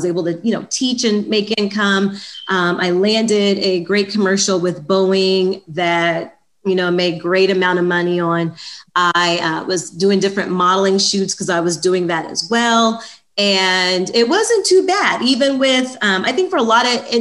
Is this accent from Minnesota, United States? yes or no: no; Indianapolis, Indiana, United States; moved away as an adult; also born or lived in Muncie, Indiana; I grew up in Indianapolis, Indiana, and about 17 years ago, about 2004, I moved out here from Indianapolis, Indiana